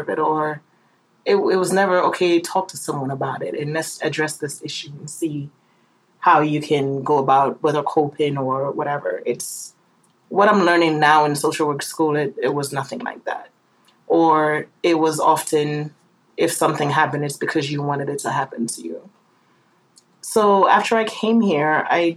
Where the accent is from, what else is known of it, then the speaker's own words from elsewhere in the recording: Jamaica; Growing up in Jamaica was quite interesting. As was stated before, I grew up with my grandparents after my mother left when I was 8